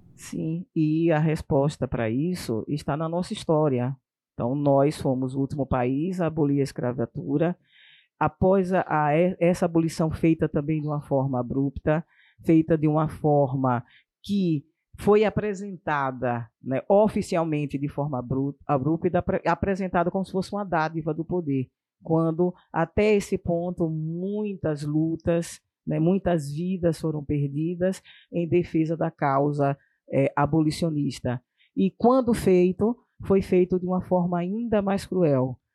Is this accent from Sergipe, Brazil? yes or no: yes; Sergipe, Brazil; na minha terra, lá em Sergipe